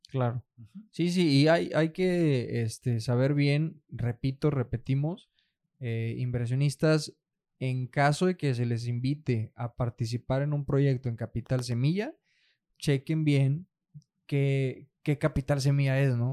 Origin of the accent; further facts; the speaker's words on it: Nueva Rosita, Coahuila, Mexico; moved away; allá en mi, en mi rancho, hombre, de donde yo soy. Eh, yo soy de Nueva Rosita, Coahuila